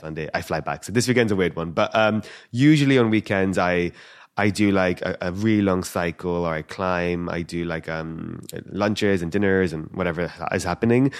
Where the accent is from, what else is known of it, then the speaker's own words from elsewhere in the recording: London, United Kingdom; I'm born and raised in London.